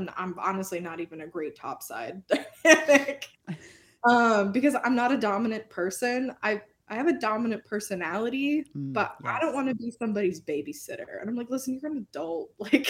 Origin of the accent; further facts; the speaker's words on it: Oklahoma, United States; born there; also born or lived in Minnesota / Texas; so I was born in Oklahoma and like we were literally went through like the timeline of our life. And like we lived in Oklahoma at the same time. We lived in Minnesota at the same time.